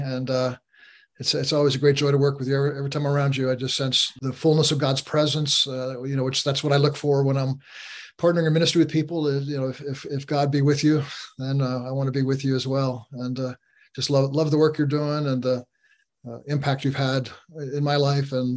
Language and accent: English; New York, United States; also born or lived in Pennsylvania; I grew up in New York